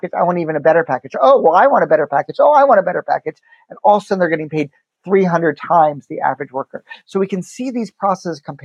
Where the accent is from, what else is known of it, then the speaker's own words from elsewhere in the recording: Chapel Hill, North Carolina, United States; I grew up in Chapel Hill, North Carolina